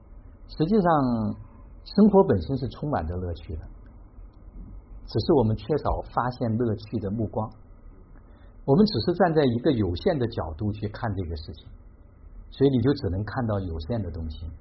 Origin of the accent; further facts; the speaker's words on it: Xiangyang, Hubei, China; 我也是湖北人，我是我是对我是湖北襄阳人